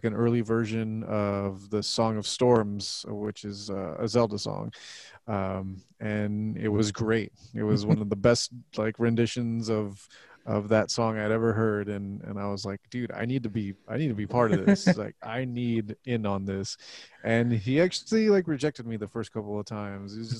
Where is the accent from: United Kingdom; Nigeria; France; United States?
United States; Laredo, Texas; now in San Antonio, United States; I'm from Laredo, which is only like 2.5 hours south from here